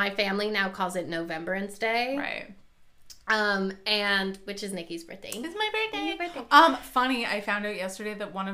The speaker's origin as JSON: {"language": "English", "country": "Canada", "said": "But like we're Canada and we're"}